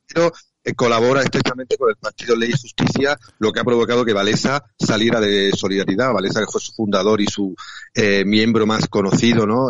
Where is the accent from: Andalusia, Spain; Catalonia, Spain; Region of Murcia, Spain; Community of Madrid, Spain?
Region of Murcia, Spain; ya sabéis que soy murciano